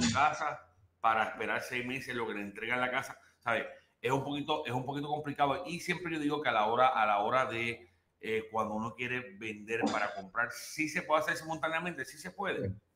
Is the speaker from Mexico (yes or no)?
no; Puerto Rico; moved away; yo soy puertorriqueño, en mi, país